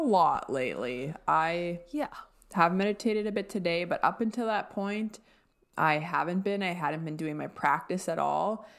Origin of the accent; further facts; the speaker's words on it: Alberta, Canada; moved away; growing up in Alberta